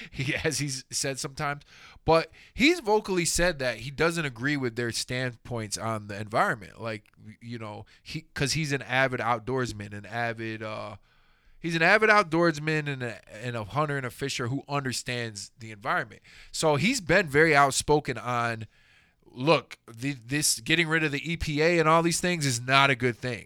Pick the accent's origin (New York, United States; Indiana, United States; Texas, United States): Texas, United States; Houston; growing up in Houston